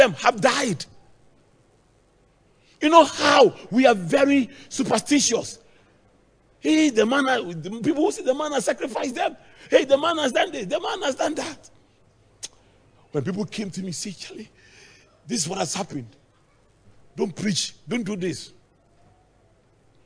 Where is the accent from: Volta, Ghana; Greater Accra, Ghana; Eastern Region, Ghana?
Eastern Region, Ghana; Akuapem; in my hometown, the Kwapims, our houses are very, very close.